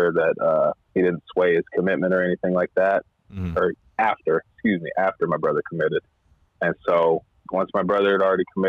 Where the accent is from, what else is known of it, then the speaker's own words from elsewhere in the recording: Hayward, California, United States; also born or lived in Frankfort, Kentucky; So I'm from Hayward, born and raised